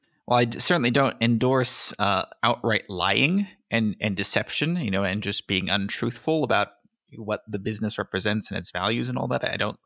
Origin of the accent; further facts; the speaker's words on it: California, United States; born there; I was born in California.